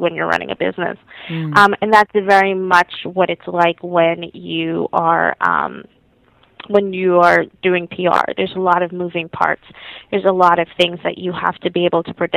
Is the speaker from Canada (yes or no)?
no; Jamaica; moved away; I'm originally from Jamaica